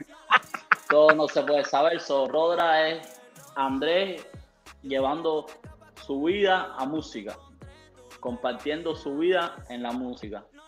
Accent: Cuba; now in United States; en Cuba, sabe De donde yo, de donde yo provengo, mi país natal, eh, es, difícil, no es como aquí que hay un poco más de posibilidades

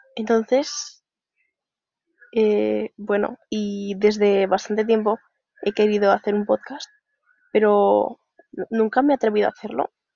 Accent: Zaragoza, Aragon, Spain; soy de Zaragoza

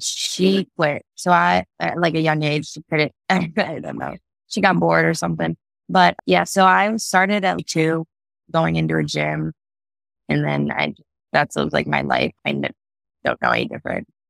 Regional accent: Ohio, United States; also born or lived in Michigan / Cincinnati, Ohio; I basically grew up in Ohio, even though I was born in Michigan

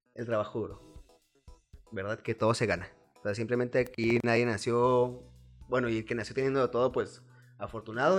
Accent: Chihuahua, Mexico; Nací aquí en Chihuahua, Chihuahua, tengo 29 años

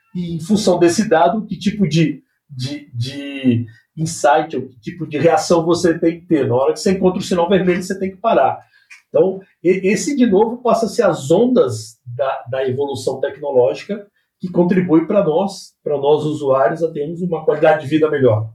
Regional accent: Brazil; todos nós, todos nós, como brasileiros mesmo

